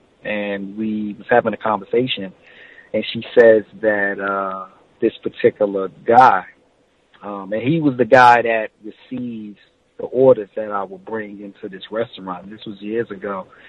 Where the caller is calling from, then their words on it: New Jersey, United States; Hey Gus, Vic, I'm from New Jersey.